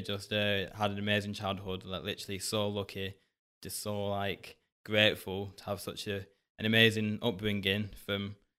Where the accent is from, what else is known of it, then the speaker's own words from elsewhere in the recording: Bolton, North West England, United Kingdom; also born or lived in Hounslow; I wasn't born up here in Bolton. I was born in Hounslow, down south, but I was adopted.